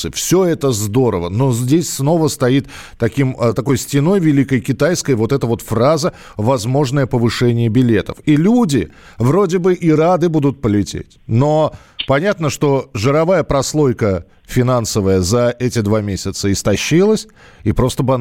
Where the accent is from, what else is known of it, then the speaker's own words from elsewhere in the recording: Yekaterinburg, Sverdlovsk Oblast, Russia; Меня … зовут, я из Екатеринбурга.